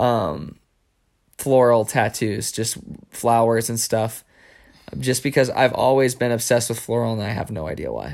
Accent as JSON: {"language": "English", "region": "New Mexico", "country": "United States", "tie": "born or raised there", "said": "growing up in New Mexico"}